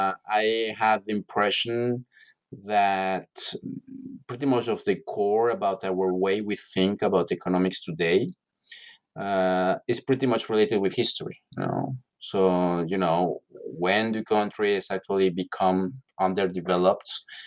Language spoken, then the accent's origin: English; Mexico City, Mexico; English is a second language; No, I'm from Mexico City originally, and I'm